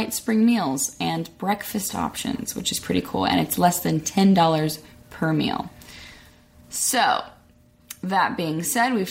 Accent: Arkansas, United States; now in Los Angeles, United States; I'm from Arkansas

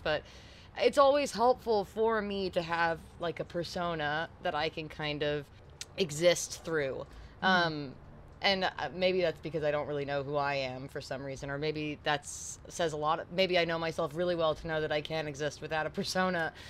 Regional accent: New York City, New York, United States; moved away as an adult; also born or lived in England; now in Nashville, United States; I grew up in in New York City

